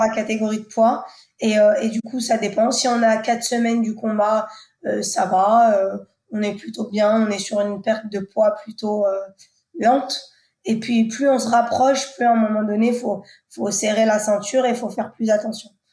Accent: Le Havre, Normandy, France; je viens du Havre, donc de Normandie où euh, j'ai grandi la plus grande partie de, de, ma vie

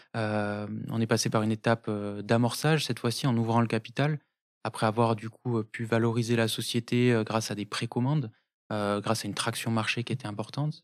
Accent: Toulouse, Occitania, France; also born or lived in Tarbes; je suis né à Toulouse

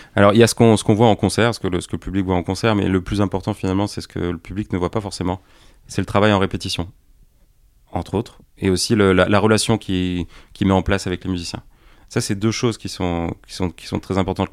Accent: Pertuis, Provence-Alpes-Côte d'Azur, France; moved away; also born or lived in Paris; je suis originaire de, la région d'Aix-en-Provence, de Pertuis exactement.

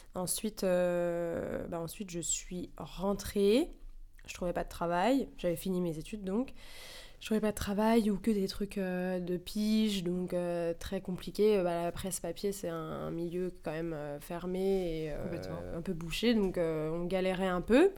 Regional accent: Paris, Île-de-France, France; J'ai 27 ans, j'ai grandi à Paris

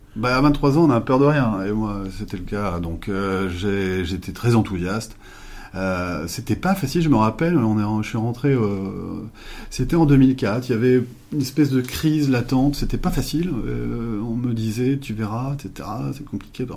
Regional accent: Limoges, Nouvelle-Aquitaine, France; j'ai grandi à Limoges

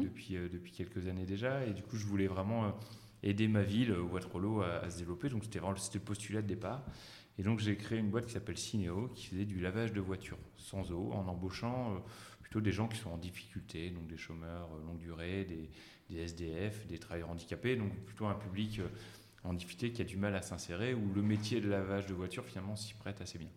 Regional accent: Ch'ti, Hauts-de-France, France; also born or lived in Paris; je suis un vrai ch'ti d'origine

